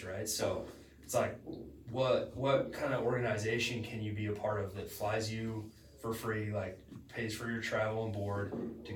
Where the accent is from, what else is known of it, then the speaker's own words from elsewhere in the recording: Little Rock, Arkansas, United States; growing up in Little Rock, like, it's a small town